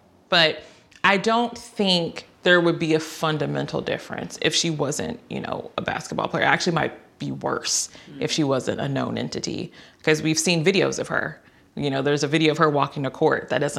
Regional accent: Texas, United States; And I'm from Texas.

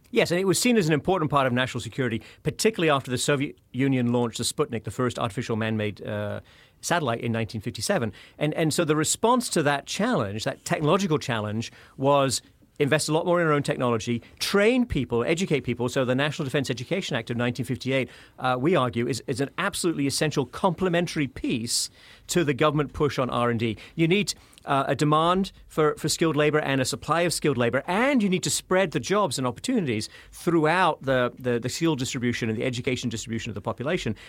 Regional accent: United Kingdom; moved away; I'm, I'm from the, the United Kingdom, as you may have guessed from my accent.

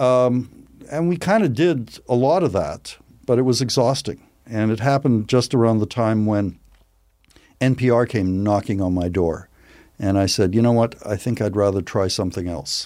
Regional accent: Edmonton, Alberta, Canada; moved away; I grew up in Edmonton.

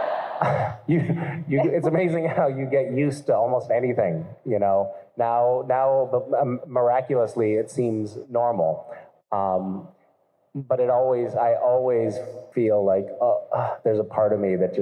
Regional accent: Greenfield, Massachusetts, United States; my hometown of Greenfield, Massachusetts

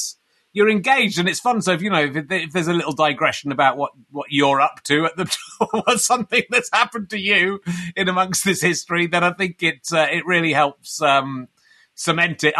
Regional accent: Pocklington, Yorkshire and the Humber, United Kingdom; I'm from Pocklington, which is near York

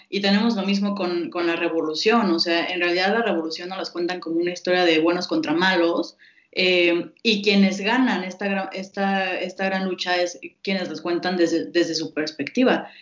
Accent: Mexico; como mexicanos

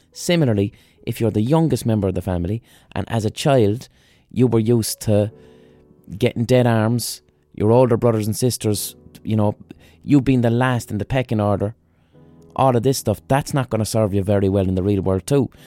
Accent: Ireland; We as Irish people

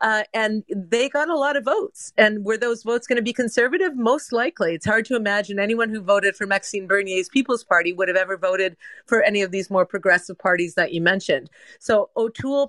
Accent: Quebec, Canada; now in Hamilton, Canada; I grew up in Quebec during the initial referendum on separation.

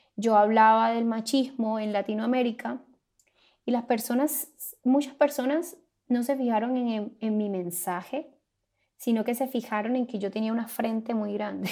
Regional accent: Santo Tomás, Atlántico, Colombia; now in United States; Soy colombiana, vengo de un pueblo llamado Santo Tomás en el departamento del Atlántico

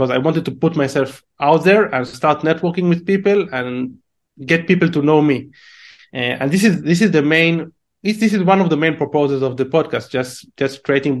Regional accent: Israel; English is a second language; my accent is shitty because I'm originally from Israel

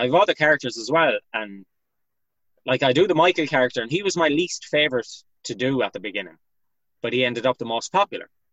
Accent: Galway, Connacht, Ireland; I'm from uh, an area known as West Side in Galway. It's kind of a large estate area known for its uh, joyriding back in the days and antisocial behavior. It's a bit better now, thank God. So uh, yeah, so I grew up here

